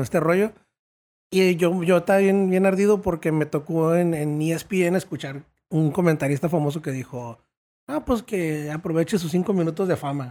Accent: Tijuana, Baja California, Mexico; also born or lived in United States; ahí me tocó estar hasta la secundaria aquí en Tijuana. Y luego ya me fui a la high school al otro lado.

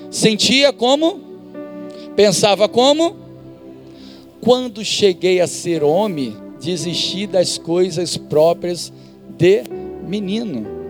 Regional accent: Duque de Caxias, Rio de Janeiro, Brazil; da minha infância eu estudava em Duque de Caxias, em Duque de Caxias, no Rio de Janeiro

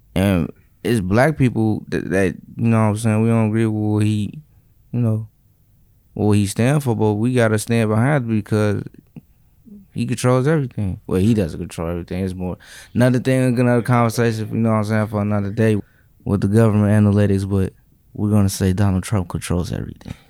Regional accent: Chicago, Illinois, United States; growing up in Chicago. You know, I'm from, like, the south side of the lower part of the city

